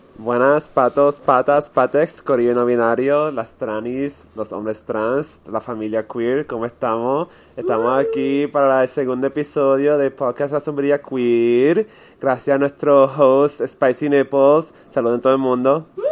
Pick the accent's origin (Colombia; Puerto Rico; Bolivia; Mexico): Puerto Rico; como puertorriqueños